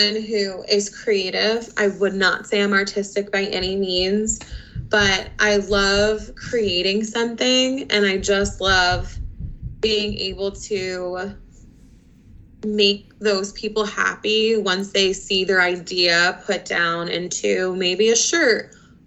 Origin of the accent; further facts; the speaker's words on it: Conshohocken, Pennsylvania, United States; also born or lived in West Chester, Pennsylvania; I am currently a resident of Conshohocken. I grew up in the area most of my life. I went through school at Colonial School District